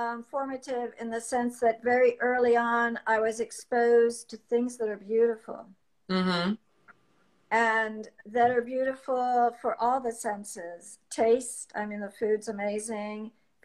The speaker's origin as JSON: {"language": "English", "town": "Paris", "region": "Île-de-France", "country": "France", "tie": "born or raised there", "also_born_or_lived": "Washington, D.C., United States", "lives_now": "United States", "said": "I grew up mostly in Europe and also in Washington, D.C. But I think my formative years was my adolescence in Paris and in the countryside around Paris"}